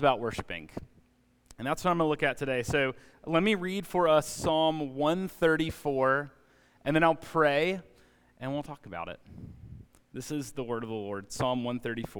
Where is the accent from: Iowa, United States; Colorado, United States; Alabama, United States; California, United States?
Alabama, United States; now in Atlanta, United States; I grew up in Alabama